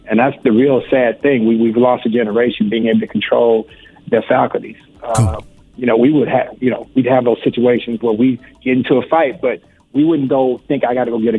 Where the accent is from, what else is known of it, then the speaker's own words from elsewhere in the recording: Houston, Texas, United States; I've been very lucky and blessed that Houston is my hometown, and my hometown represents all the time